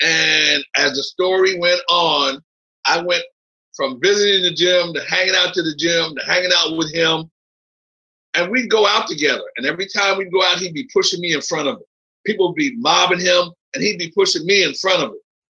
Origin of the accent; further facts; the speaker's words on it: Philadelphia, Pennsylvania, United States; moved away as an adult; also born or lived in Manhattan, New York / New Jersey; Philly, that's my hometown. I'm there all the time. My mom's still there